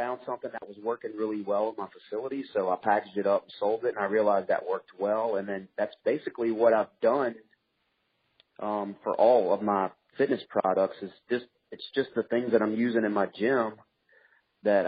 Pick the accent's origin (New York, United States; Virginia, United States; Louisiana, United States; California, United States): Louisiana, United States; also born or lived in Mississippi; I was born in Louisiana